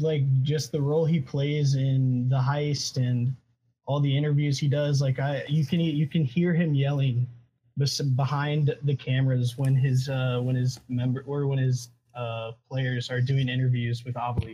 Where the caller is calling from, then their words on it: Auburn, Alabama, United States; I'm calling from Auburn, Alabama.